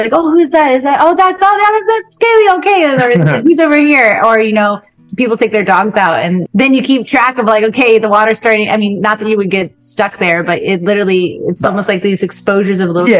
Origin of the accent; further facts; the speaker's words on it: Virginia, United States; moved away as an adult; now in Ocracoke, North Carolina, United States; Well, so I grew up in Virginia at the foot of the Appalachian Mountains.